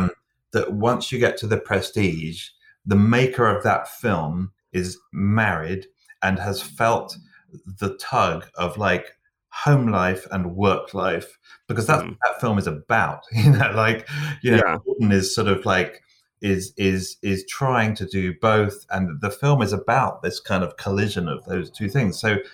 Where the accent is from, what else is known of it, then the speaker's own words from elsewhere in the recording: England, United Kingdom; But being English too, and I definitely, I could kind of identify the still waters run deep syndrome